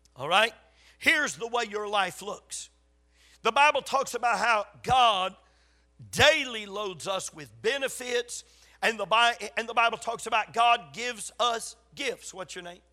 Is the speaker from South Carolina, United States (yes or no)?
yes; Gaffney, South Carolina, United States; born or raised there